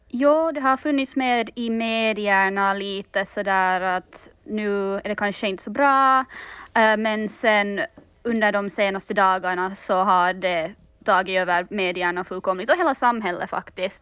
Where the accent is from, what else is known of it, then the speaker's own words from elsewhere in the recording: Finland; now in London, United Kingdom; jag är ju finländare